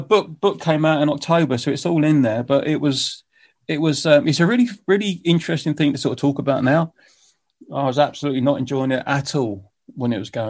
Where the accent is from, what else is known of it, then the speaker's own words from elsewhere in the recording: United Kingdom; I said, look, I'm a British musician and we're flying around the world.